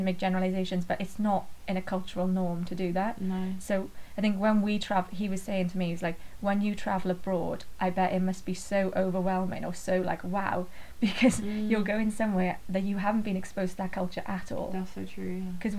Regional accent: Ogmore Vale, Wales, United Kingdom; accent: Welsh; I grew up in kind of South Wales, Ogmore Valley

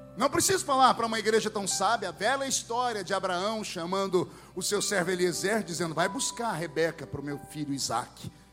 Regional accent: Brazil; lá onde eu cresci, no meio da Vila Tatu, uma aldeia

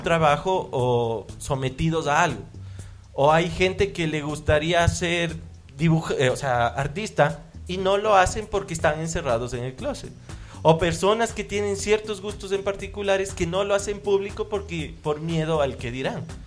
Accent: Ambato, Tungurahua, Ecuador; yo nací en Ambato

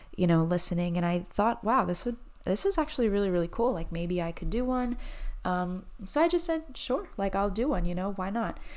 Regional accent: New Jersey, United States; moved away as an adult; I grew up in New Jersey. I lived in New Jersey until I was twenty-one

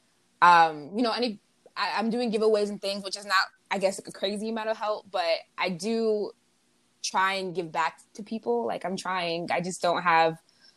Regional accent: United States; being an American

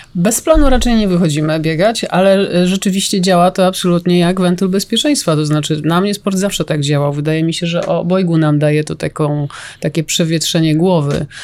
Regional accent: Stalowa Wola, Subcarpathian Voivodeship, Poland; z mojego rodzinnego miasta

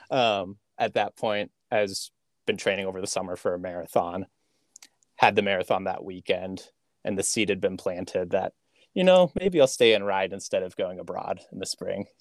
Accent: Terre Haute, Indiana, United States; I grew up in Terre Haute, Indiana.

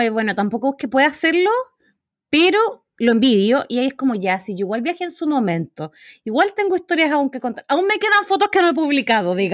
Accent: Magallanes and Chilean Antarctica, Chile; moved away; yo soy de Magallanes

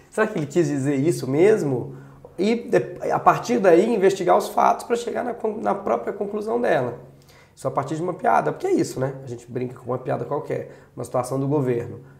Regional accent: Brazil; tu não é português, não? Não! E eu sou brasileiro!

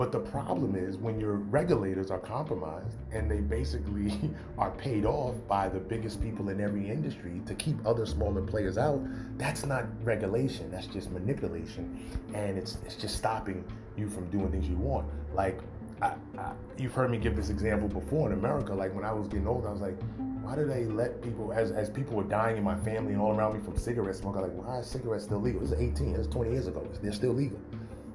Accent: New York, United States; I'm from New York

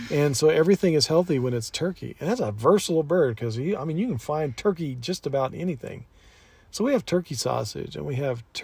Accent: Albuquerque, New Mexico, United States; Mm, so I grew up

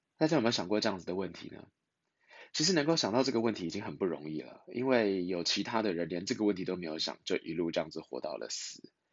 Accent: Taiwan; 我们在台湾

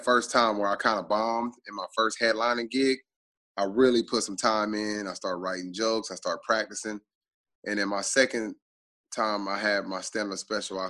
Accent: Tulsa, Oklahoma, United States; I have a huge following in Tulsa, where I'm from

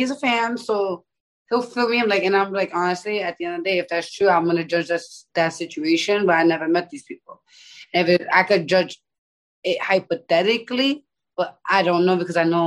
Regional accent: New York City, New York, United States; I'm from the Bronx

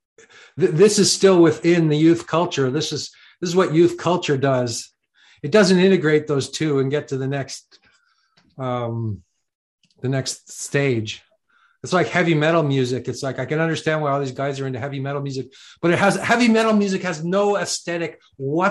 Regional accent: Canada; I'm from Canada

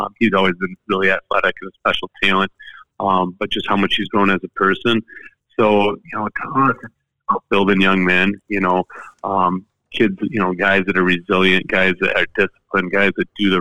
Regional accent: Grand Rapids, Michigan, United States; I grew up in Grand Rapids

